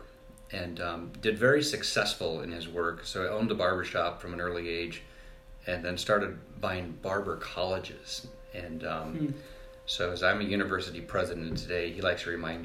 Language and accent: English; Fremont, Nebraska, United States; growing up in Fremont, Nebraska was a good experience for me